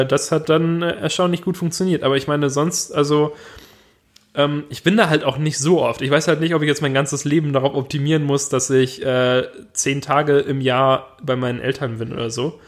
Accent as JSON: {"language": "German", "region": "Swabia", "country": "Germany", "said": "als Schwabe"}